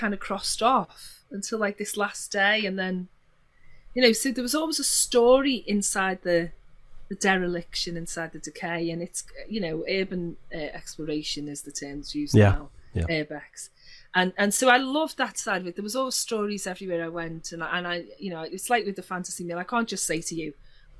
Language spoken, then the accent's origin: English; Liverpool, North West England, United Kingdom; I'm from Liverpool